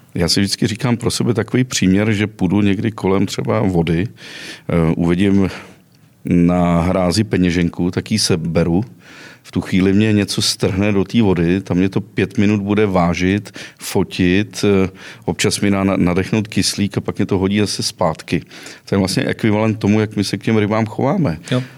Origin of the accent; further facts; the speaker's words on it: western Bohemia, Karlovy Vary Region, Czechia; moved away; Já jsem původem ze západních Čech